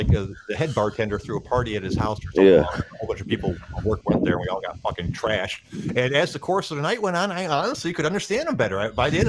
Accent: Midwest, United States; accent: heavy Midwestern; from what I've been told, I have a pretty heavy Midwestern accent.

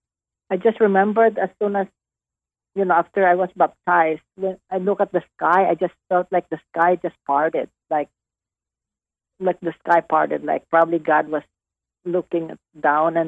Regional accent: Negros Occidental, Western Visayas, Philippines; moved away as an adult; now in Dallas, United States; Negros Occidental, it's Visayas, it's in the middle part of the Philippines

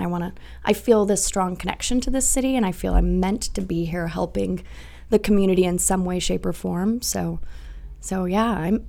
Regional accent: Dallas, Texas, United States; moved away as an adult; now in South Bend, United States; So I am not from here. I grew up in Dallas, Texas.

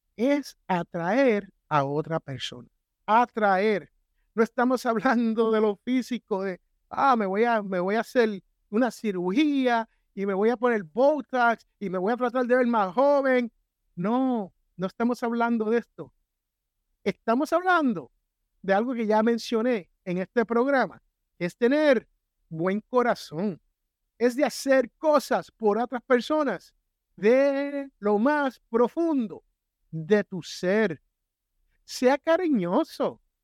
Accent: San Juan, Puerto Rico; moved away; en el barrio donde yo me crié, en Santurce, Barrio Obrero

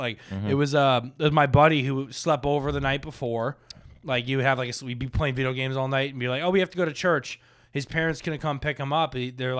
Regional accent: Boca Raton, Florida, United States; Dude, I grew up in Boca, where everyone's Jewish, so we had like two churches.

